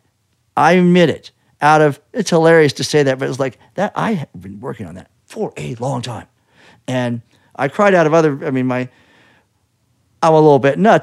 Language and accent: English; Kansas, United States; moved away; I'm from Kansas